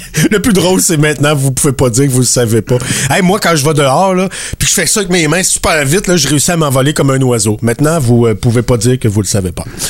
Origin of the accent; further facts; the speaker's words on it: Acadia, Canada; je suis acadien aussi